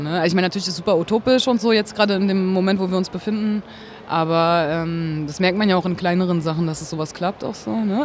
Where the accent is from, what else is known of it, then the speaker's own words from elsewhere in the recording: Berlin, Germany; Ich bin halt in Berlin geboren, so, habe halt immer da gelebt, also nie woanders